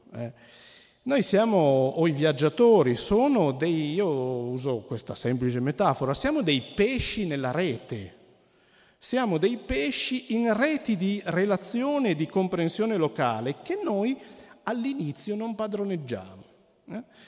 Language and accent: Italian; Cuneo, Piedmont, Italy; come sentirete forse poi dal mio accento non propriamente toscano, io sono di Cuneo